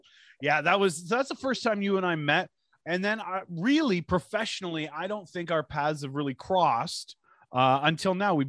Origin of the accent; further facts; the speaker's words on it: Toronto, Ontario, Canada; I grew up at Pape and Danforth